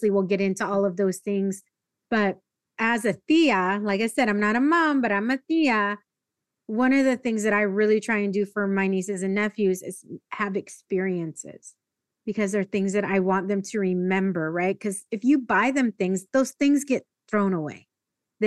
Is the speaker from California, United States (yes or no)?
yes; Escondido, California, United States; I grew up in North County, in North County, San Diego, a city called Escondido.